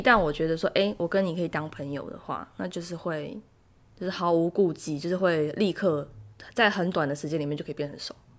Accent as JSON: {"language": "Chinese", "region": "southern Taiwan", "country": "Taiwan", "moved": "as an adult", "lives_now": "South Korea", "said": "我是台湾人，然后我在韩国工作定居，然后住在这里"}